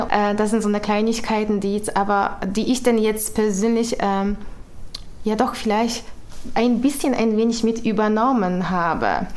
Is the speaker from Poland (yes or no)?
yes; Poland; German is a second language; moved away as an adult; now in Germany; ich bin eine Polin, also das heißt, ich bin in Polen ähm, groß geworden, in Polen geboren und das bleibt auch so.